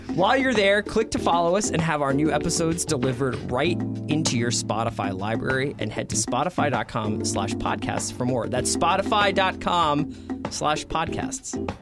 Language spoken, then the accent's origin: English; Philadelphia, Pennsylvania, United States; moved away as an adult; also born or lived in New York; Ten, ten years in New York, grew up in Philadelphia, and then I moved out here